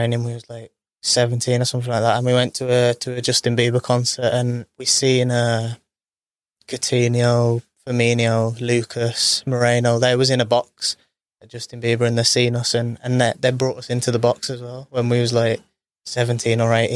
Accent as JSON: {"language": "English", "town": "Birmingham", "region": "West Midlands", "country": "United Kingdom", "said": "knew I was from Birmingham"}